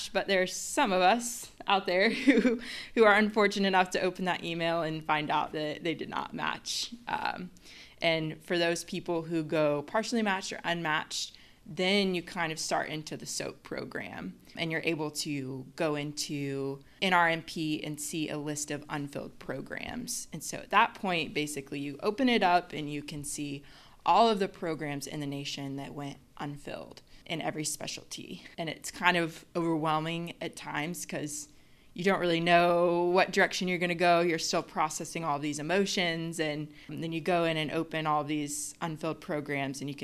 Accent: Little Rock, Arkansas, United States; moved away as an adult; also born or lived in Memphis, Tennessee; I'm originally from Little Rock, Arkansas. I've lived in Memphis, Tennessee for the last 10 years or so

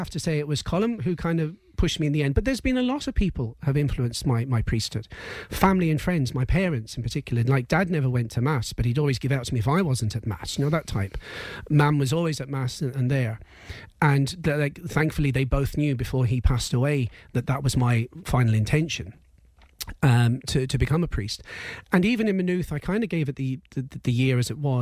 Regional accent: England, United Kingdom; now in Ireland; I grew up in England

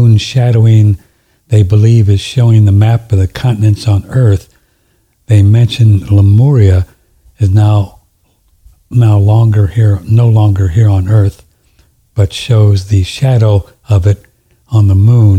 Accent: St. Louis, Missouri, United States; St. Louis, my hometown

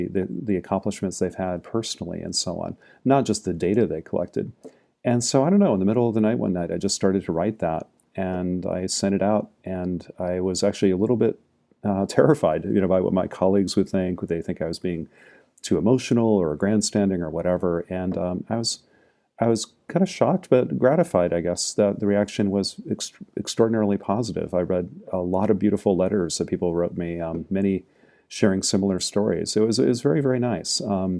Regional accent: Maine, United States; I was growing up in Maine, actually, Jacqueline, near where you live now.

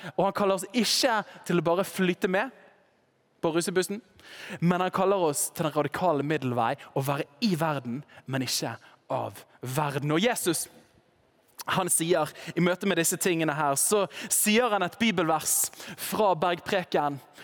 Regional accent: Western Norway, Norway; Nå kommer jeg fra Vestlandet

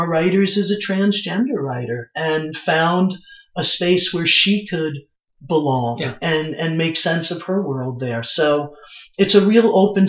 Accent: New York City, New York, United States; I was born in Brooklyn

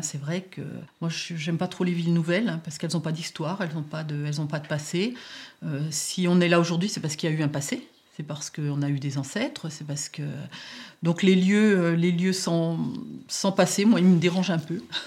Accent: area of Roussillon-en-Morvan, near Autun, Bourgogne-Franche-Comté, France; quand j'étais petite, on allait à Roussillon. À Roussillon, il y avait tous les commerces.

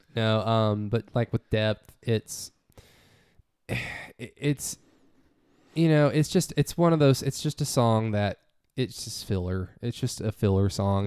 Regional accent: United States; we're from America

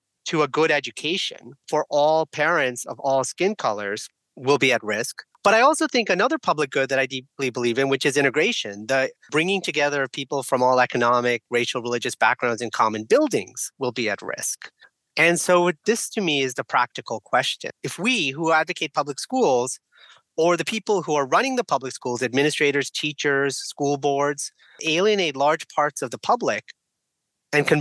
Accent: San Francisco Bay Area, California, United States; also born or lived in India; I was born in India. I grew up here as an immigrant. And to me, growing up in the San Francisco Bay Area

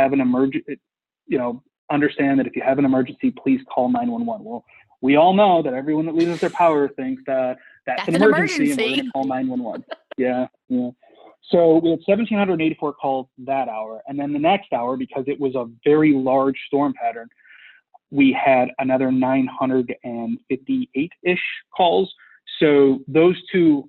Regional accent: Chicago, Illinois, United States; I'm from Chicago

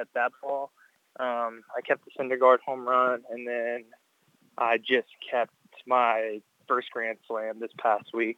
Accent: Cypress, Texas, United States; I'm from Cy Fair

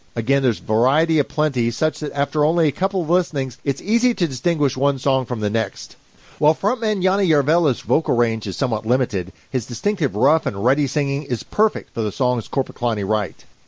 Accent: Kentucky, United States; growing up in Kentucky, I'm not only not fluent in Finnish

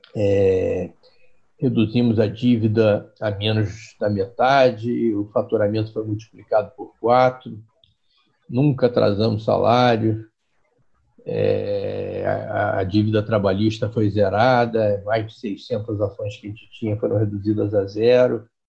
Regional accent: Rio de Janeiro, Brazil; eu sou carioca, né, sempre morei no Rio, eu fui criado na Tijuca

